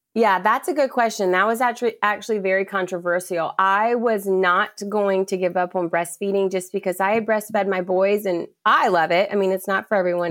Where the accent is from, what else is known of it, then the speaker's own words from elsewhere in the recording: Charleston, South Carolina, United States; I'm born and raised in Charleston, South Carolina